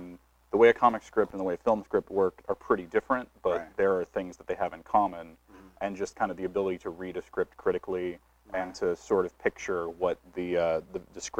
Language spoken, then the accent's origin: English; Portland, Oregon, United States; also born or lived in Los Angeles, United States; since I was already from Portland